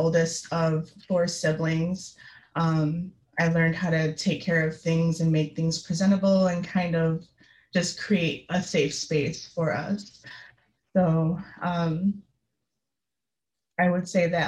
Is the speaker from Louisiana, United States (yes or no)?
no; Utica, New York, United States; I grew up in Utica, New York